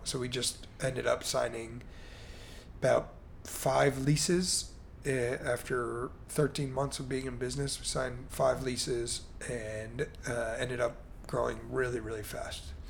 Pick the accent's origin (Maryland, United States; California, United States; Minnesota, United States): Maryland, United States; Baltimore; also born or lived in Chicago; now in Miami, United States; I grew up in Baltimore, Maryland